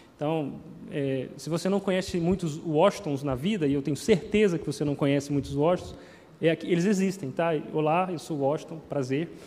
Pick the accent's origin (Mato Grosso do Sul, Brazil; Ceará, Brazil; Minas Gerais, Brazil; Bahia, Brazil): Minas Gerais, Brazil; moved away; Eu cresci lá em Minas